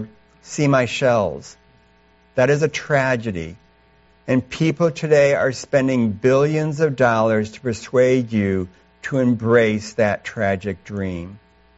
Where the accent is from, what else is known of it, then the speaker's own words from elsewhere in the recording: Canandaigua, New York, United States; moved away as an adult; now in China; both Charity and I grew up here in upstate New York. I was born down in Canandaigua